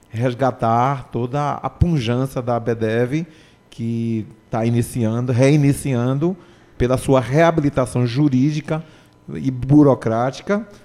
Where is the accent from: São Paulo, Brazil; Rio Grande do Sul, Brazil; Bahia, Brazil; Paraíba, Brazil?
Bahia, Brazil; Eu vim da, da Bahia, eu sou de uma família de cinco